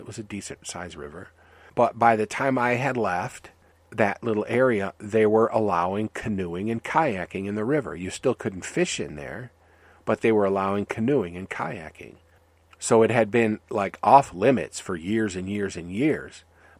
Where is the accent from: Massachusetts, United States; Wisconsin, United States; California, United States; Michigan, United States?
Michigan, United States; It was a dead river, because I grew up near Detroit, and we were told stay away from those rivers.